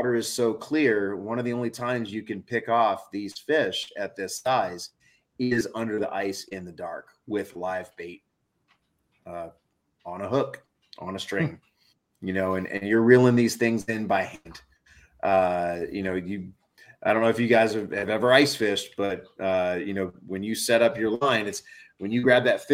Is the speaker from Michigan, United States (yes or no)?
no; New Orleans, Louisiana, United States; now in Northeast, United States; I grew up that way in New Orleans